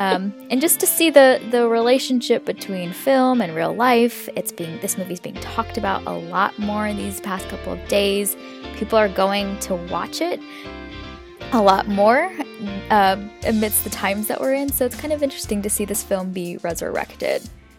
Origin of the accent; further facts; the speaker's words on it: Seattle, Washington, United States; I am from Seattle, as I mentioned, and Seattle's been one of the worst hit areas in the U.S.